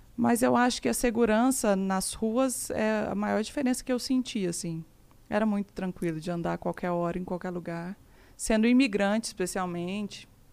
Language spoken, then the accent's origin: Portuguese; Araxá, Minas Gerais, Brazil; moved away as an adult; also born or lived in Canada; now in Uberlândia, Brazil; Eu sou de Araxá, uma cidade muito pequena